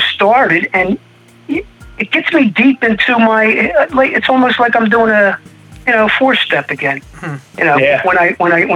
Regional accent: Audubon, New Jersey, United States; accent: Philadelphia; moved away as an adult; also born or lived in Stratford, New Jersey / Arizona; I grew up in New Jersey, Audubon, New Jersey.

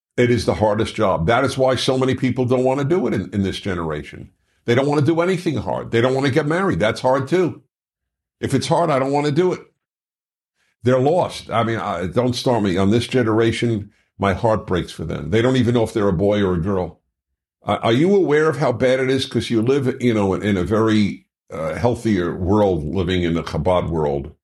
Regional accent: New York City, New York, United States; Marine Park, Flatbush

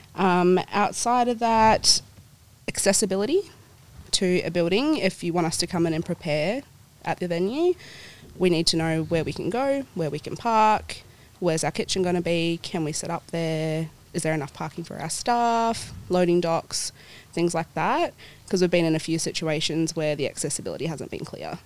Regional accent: Perth, Western Australia, Australia; also born or lived in New Zealand / Swan Valley; My whole family and I, we moved over here to Perth when I was about four. Dad's in the mining industry, so we've lived in a few states, but always end up coming back to Perth

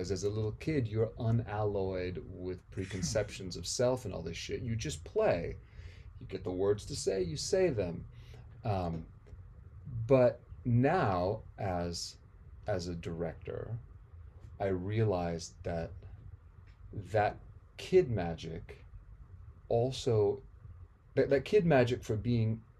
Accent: India; also born or lived in Amsterdam, Netherlands / Nepal; I was born in Amsterdam because my folks had split America at the end of the 60s to go on their, you know, their journey, their odyssey to India. But I was I was part of that trip on the way.

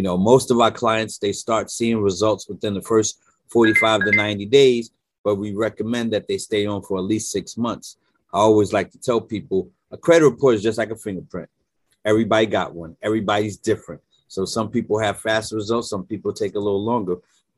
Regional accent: Brooklyn, New York, United States; now in Delaware, United States; I'm born and raised in Brooklyn, New York. Actually live in Delaware now.

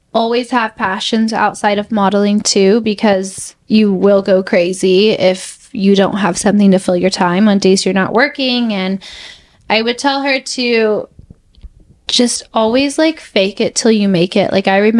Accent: Texas, United States; I was like, sorry, I'm just from Texas.

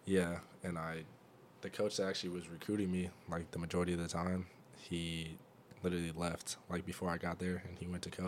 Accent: Fresno, California, United States; also born or lived in Nebraska; I'm from Fresno, California.

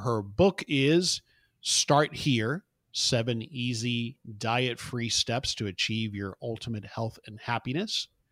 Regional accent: South Florida, United States; moved away as an adult; also born or lived in Houston; now in Dallas, United States; I, I actually was born in Houston, but grew up in South Florida

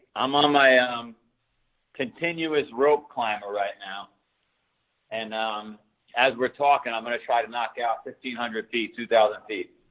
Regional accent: New York City, New York, United States; now in Boston, United States; I grew up in Queens, New York

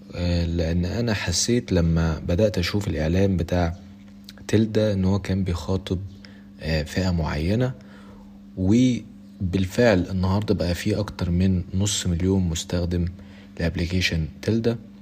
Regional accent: Egypt; عندنا في مصر

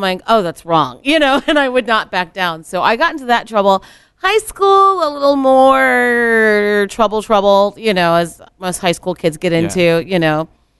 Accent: Columbus, Ohio, United States; also born or lived in Nashville, Tennessee; I hail from Columbus, you know. I grew up in Columbus, went to school in Columbus.

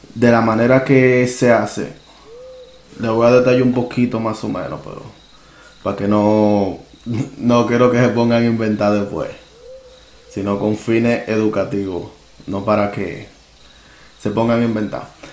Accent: Dominican Republic; moved away; allá en mi país natal, República Dominicana

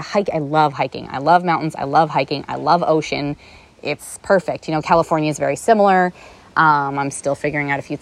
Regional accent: Canada; also born or lived in Toronto / Los Angeles; I'm Canadian

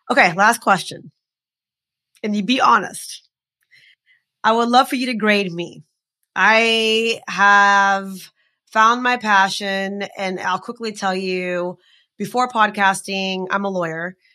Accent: India; Uh, we're Indian women. There's so much to make fun of.

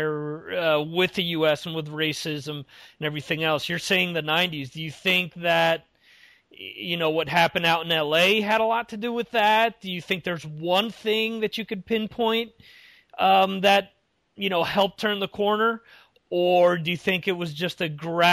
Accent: United States; now in Europe; being an American

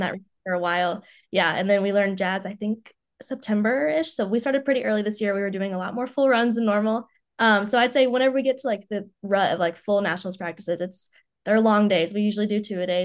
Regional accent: Knoxville, Tennessee, United States; moved away as an adult; now in Columbus, United States; I'm originally from Knoxville, Tennessee, where I grew up since I was, I haven't moved once.

